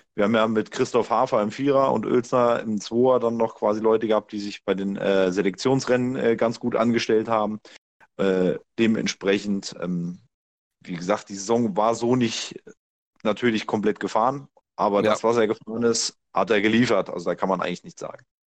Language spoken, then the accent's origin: German; Hesse, Germany; ich als Hesse